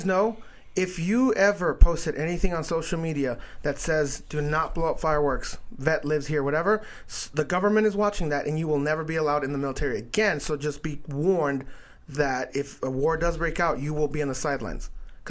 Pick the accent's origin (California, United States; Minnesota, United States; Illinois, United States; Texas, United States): Texas, United States; I don't know, man. I came from Texas.